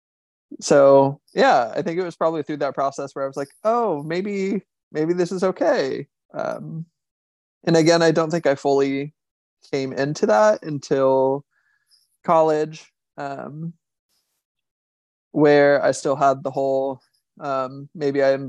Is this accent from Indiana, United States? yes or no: yes; Indiana, United States; now in Washington, DC, United States; Growing up in Indiana, it's pretty conservative and pretty religious, and my family is both of those things